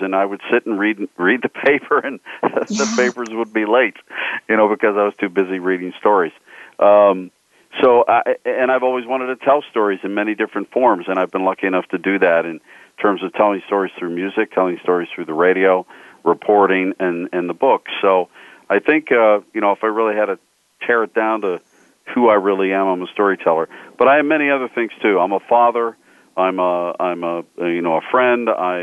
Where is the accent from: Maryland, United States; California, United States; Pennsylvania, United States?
Pennsylvania, United States; Pittsburgh; I grew up just outside of Pittsburgh